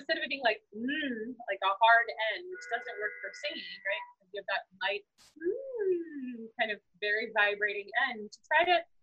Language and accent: English; United States; as an American speaker